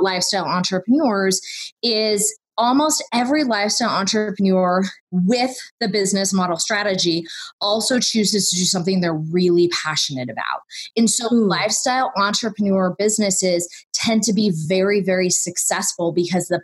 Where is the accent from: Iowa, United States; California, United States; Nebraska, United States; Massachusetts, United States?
California, United States; I grew up in California